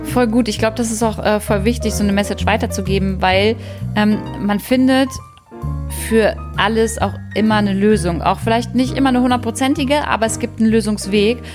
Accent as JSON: {"language": "German", "town": "Wolfenbüttel", "region": "Lower Saxony", "country": "Germany", "tie": "born or raised there", "moved": "yes", "said": "Ich komme übrigens aus der Jägermeisterstadt"}